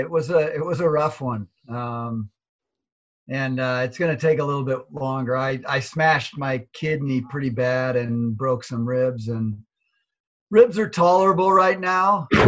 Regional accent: Seattle, Washington, United States; I grew up in Seattle.

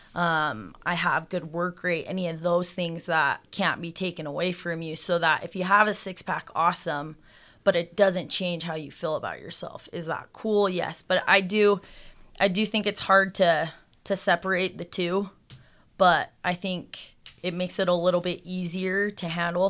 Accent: Salt Lake City, Utah, United States; I grew up here in Salt Lake

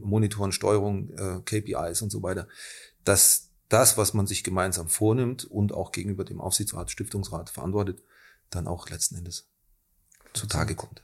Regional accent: Germany; moved away as an adult; now in Austria; ich bin nicht aus Österreich, ich bin Deutsch

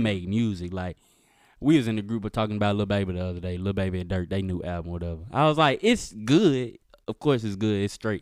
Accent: Mississippi, United States; I'm from Mississippi, so, like, my mama, I used to live with my grandma

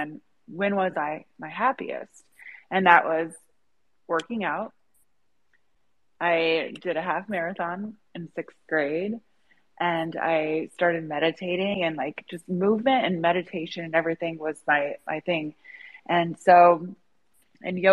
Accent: Indiana, United States; I was born in Indiana

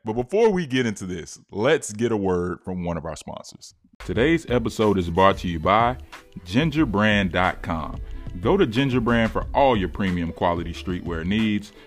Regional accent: Charlotte, North Carolina, United States; It's representing where I'm from. I'm from Charlotte

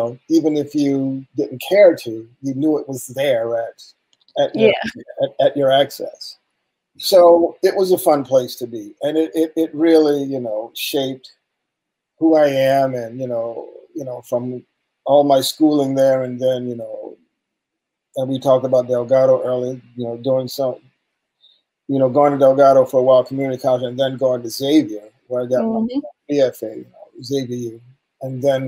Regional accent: New Orleans, Louisiana, United States; moved away; I am from New Orleans, Louisiana. So yeah, NOLA. It was awesome growing up in NOLA.

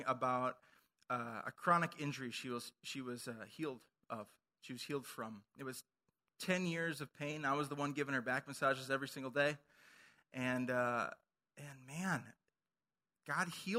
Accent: Minnesota, United States; moved away; I'm from Minnesota

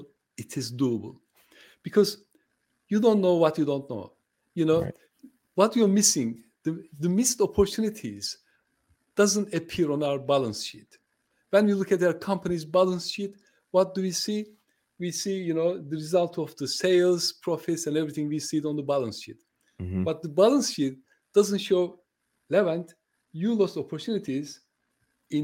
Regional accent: Turkey; first language Turkish; English is a second language; moved away; I'm from Turkey

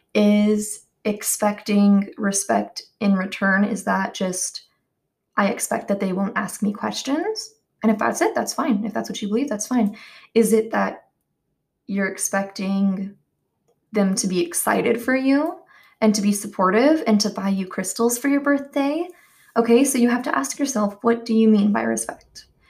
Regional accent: the Bible Belt, United States; I grew up in the Bible Belt

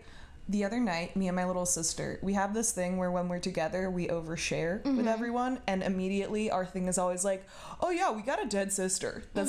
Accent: Seattle, Washington, United States; moved away as an adult; also born or lived in Dublin; I'm originally from Seattle, and I went to college in Dublin

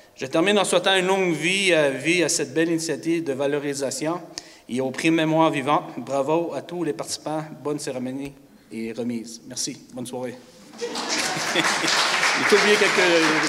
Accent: Grande-Rivière, Quebec, Canada; Bienvenue chez nous à Grande-Rivière

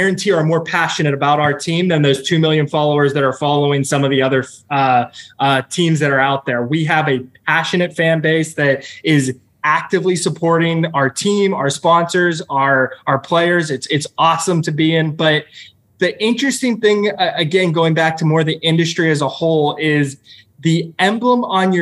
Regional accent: Pittsburgh, Pennsylvania, United States; moved away as an adult; now in Orlando, United States; I come from Pittsburgh

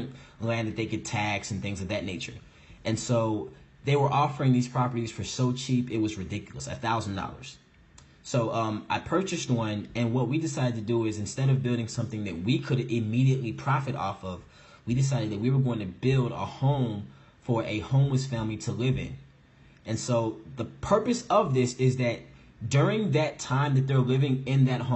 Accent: St. Louis, Missouri, United States; moved away as an adult; also born or lived in Chicago, Illinois; now in New Jersey, United States; I am originally from St. Louis, Missouri. I grew up in St. Louis and Chicago my entire life. So definitely a Midwest boy

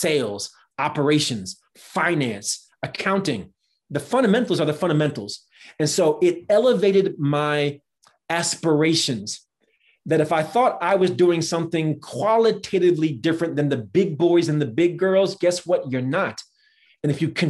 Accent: New Jersey, United States; I grew up in New Jersey

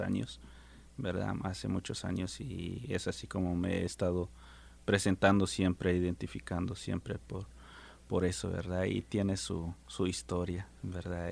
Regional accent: Guatemala; Soy de Guatemala y soy maya hablante quiché

